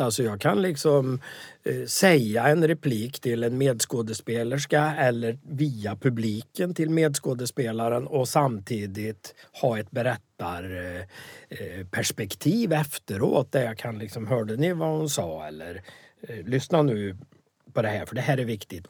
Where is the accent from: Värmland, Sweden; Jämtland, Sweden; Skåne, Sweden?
Värmland, Sweden; also born or lived in Västerbotten (Southern Sami area); Sen råkar jag ha bott i Värmland sedan jag var sju år så att jag är ju också värmlänning